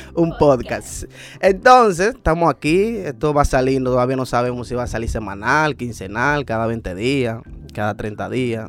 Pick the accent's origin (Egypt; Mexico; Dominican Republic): Dominican Republic; como todo dominicano